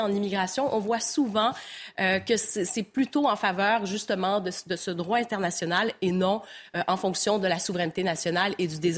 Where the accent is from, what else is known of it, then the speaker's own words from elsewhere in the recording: Mayotte; on est français, on a choisi d'être français euh, en 1974